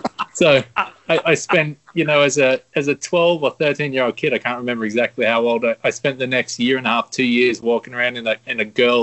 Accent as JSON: {"language": "English", "country": "Australia", "said": "I'm from Australia"}